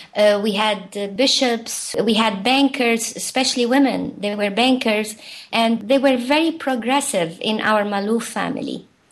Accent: Lebanon; So even though we were civilizations apart from Beirut, my home had an orange value system

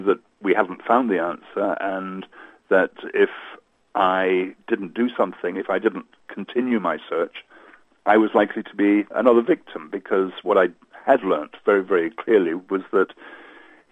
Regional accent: Hong Kong; moved away; I grew up in Hong Kong, and Hong Kong was my home for many, many years

